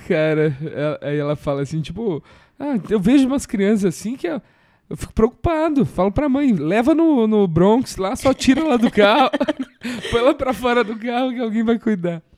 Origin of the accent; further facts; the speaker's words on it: Curitiba, Paraná, Brazil; eu sou de Curitiba